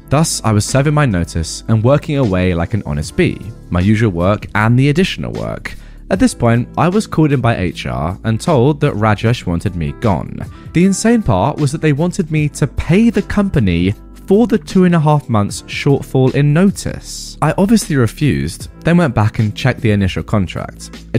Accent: India

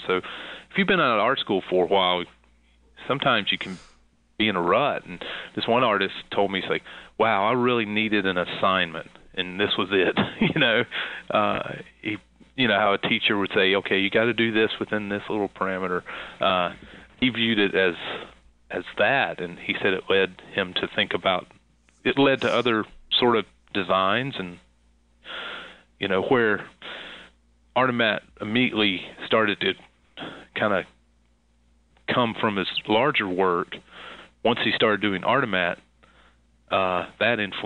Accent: Concord, North Carolina, United States; I'm from the South, and under the shadow of Charlotte, North Carolina

